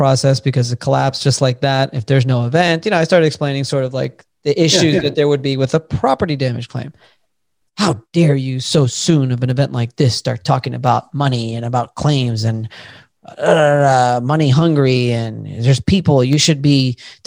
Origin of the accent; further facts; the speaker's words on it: Miami, Florida, United States; now in Tampa, United States; I'm originally from Miami